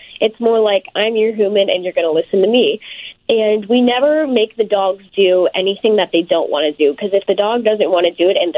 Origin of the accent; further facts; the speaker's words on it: Tampa, Florida, United States; in Tampa, which is my hometown